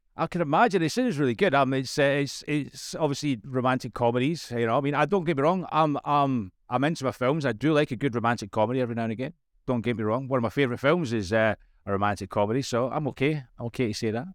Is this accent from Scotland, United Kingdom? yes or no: yes; Scotland, United Kingdom; As a Scotsman, English is hard work for me